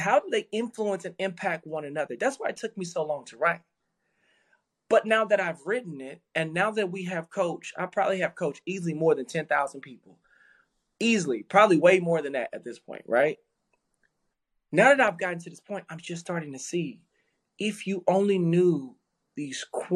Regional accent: Dallas, Texas, United States; I grew up in South Dallas

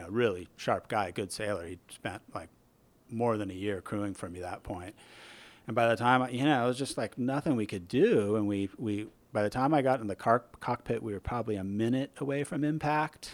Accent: Newport Beach, California, United States; moved away as an adult; also born or lived in Irvine, California; now in San Francisco Bay Area, United States; I'm a transplant. I grew up in Southern California

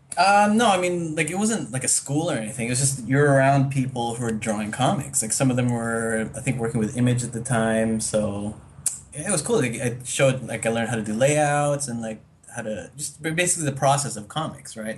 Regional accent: Toronto, Ontario, Canada; moved away as an adult; also born or lived in United States; now in Manila, Philippines; I grew up in Canada most of my life.

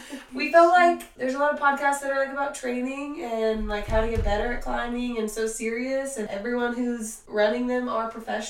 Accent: Lakeland, Florida, United States; now in Atlanta, United States; So I'm from Lakeland, Florida. I moved to the Atlanta area in 2011, and I've been here since.

